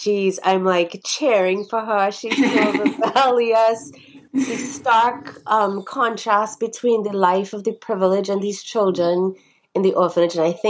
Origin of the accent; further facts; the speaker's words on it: Trinidad & Tobago; moved away; We were all born and raised in Trinidad